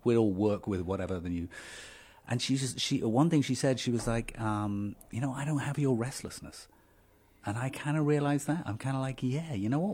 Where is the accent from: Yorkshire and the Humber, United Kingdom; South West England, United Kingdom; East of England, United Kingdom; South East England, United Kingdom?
South East England, United Kingdom; Dover; moved away; I grew up in Dover